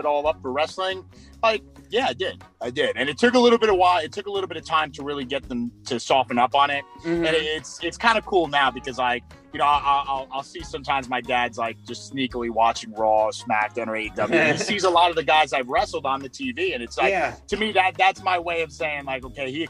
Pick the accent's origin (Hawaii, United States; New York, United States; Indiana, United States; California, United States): New York, United States; New York City; I'm from Brooklyn